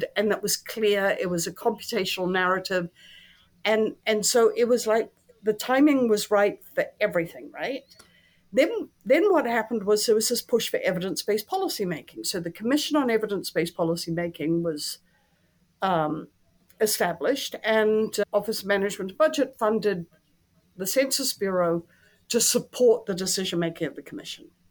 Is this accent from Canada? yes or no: no; New Zealand; moved away; Statistics New Zealand, which is my home country